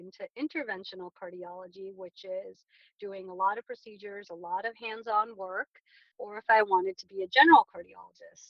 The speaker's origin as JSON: {"language": "English", "town": "Glendale", "region": "California", "country": "United States", "tie": "born or raised there", "also_born_or_lived": "New York", "said": "I'm a Southern California native, and I grew up in Glendale, California, right outside of Los Angeles"}